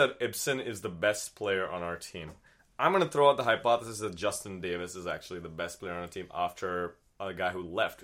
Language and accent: English; India; moved away as an adult; now in United States; I'm not from here. I'm from India